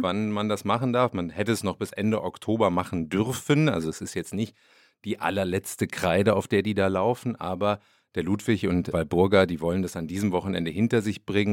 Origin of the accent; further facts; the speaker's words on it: North Rhine-Westphalia, Germany; accent: Westphalian Platt; bei uns spricht man westfälisches Platt